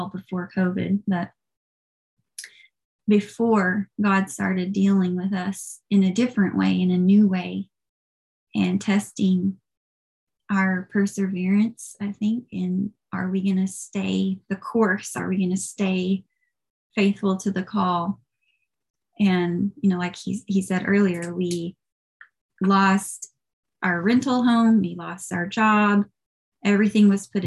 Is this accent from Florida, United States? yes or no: no; Tennessee, United States; moved away as an adult; now in California, United States; I'm from Tennessee